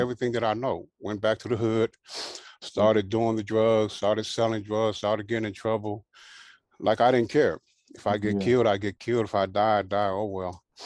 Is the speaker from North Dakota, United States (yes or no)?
no; Carson, California, United States; also born or lived in Hawaii; my mom and dad ended up getting a house in Carson. And so that's where I grew up at.